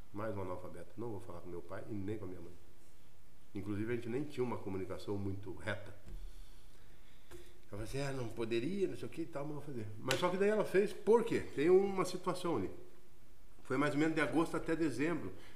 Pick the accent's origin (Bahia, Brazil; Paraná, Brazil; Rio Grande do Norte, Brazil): Paraná, Brazil; Curitiba; Saí do Fazendinha e a pé no Gabriela Mistral, escola onde eu estudei de quinta a oitava série